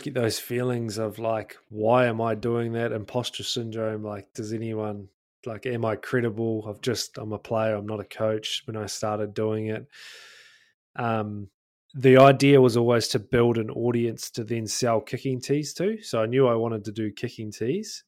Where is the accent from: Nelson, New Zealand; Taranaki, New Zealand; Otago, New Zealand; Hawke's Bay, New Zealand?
Otago, New Zealand; North; North Otago, actually, my hometown